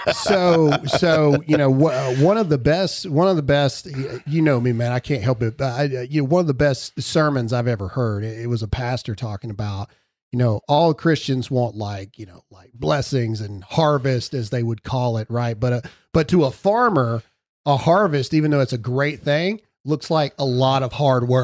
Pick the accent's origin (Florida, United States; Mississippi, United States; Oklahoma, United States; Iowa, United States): Mississippi, United States; my hometown in Mississippi